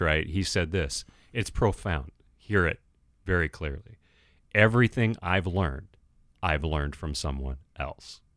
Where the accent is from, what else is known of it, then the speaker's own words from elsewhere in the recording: San Francisco Bay Area, California, United States; now in Minneapolis, United States; I grew up in the San Francisco Bay Area, grew up in a fatherless home